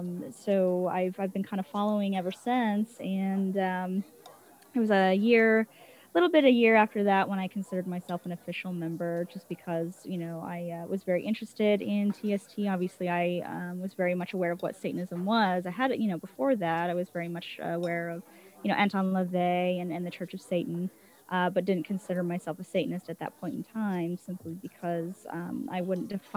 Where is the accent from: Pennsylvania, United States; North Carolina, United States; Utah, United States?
Utah, United States; moved away as an adult; also born or lived in Oregon; now in Arizona, United States; I'm originally from Utah, grew up there